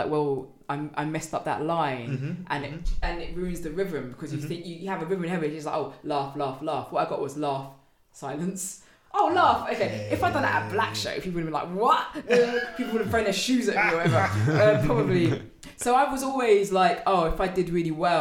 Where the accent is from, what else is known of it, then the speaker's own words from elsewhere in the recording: London, United Kingdom; I'm from North London